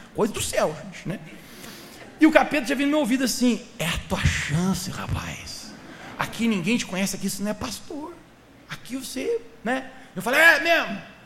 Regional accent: Santa Catarina, Brazil; sou da cidade lá de Santa Catarina

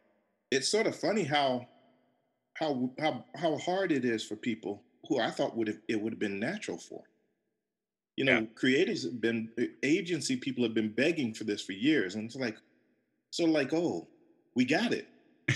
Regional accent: Fort Bragg, North Carolina, United States; born there; also born or lived in Berlin, Germany; On an Army base. So I was born in North Carolina on Fort Bragg. My brother and sister were born on Fort Benning.

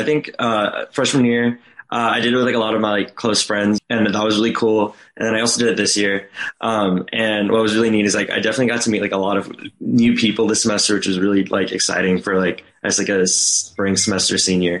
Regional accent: Houston, Texas, United States; I'm a senior and I'm studying ECCS and I'm from Houston, Texas.

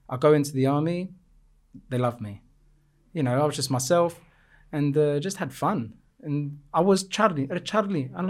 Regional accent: Cyprus; also born or lived in England; I grew up in Cyprus. I am I am Cypriot.

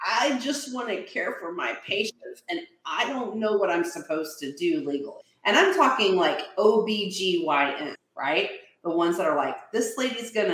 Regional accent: Texas, United States; I'm a Texan

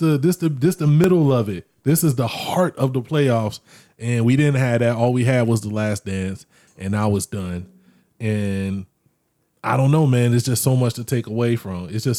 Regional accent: Orlando, Florida, United States; I grew up in Orlando

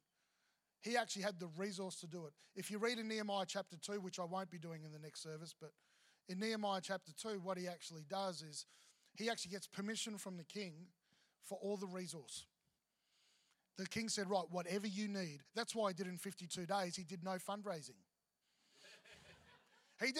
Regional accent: Victoria, Australia; now in Queensland, Australia; I grew up in Victoria, so apples, obviously grew up with apples

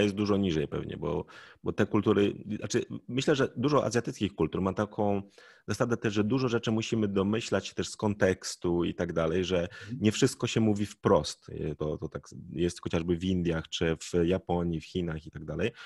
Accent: Poland

